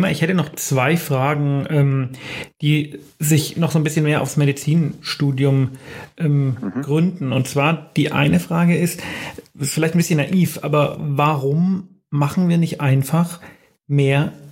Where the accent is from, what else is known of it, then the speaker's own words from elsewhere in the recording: Bavaria, Germany; Meine Freundin und ich, wir kommen aus Bayern, aber wir wohnen in Bayern, aber nicht mehr lange.